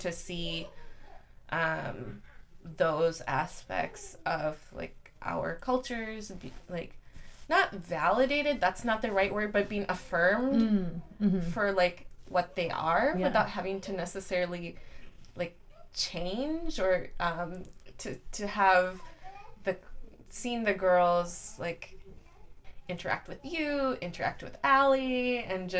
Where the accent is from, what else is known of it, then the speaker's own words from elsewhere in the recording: Flint, Michigan, United States; moved away; I'm from Flint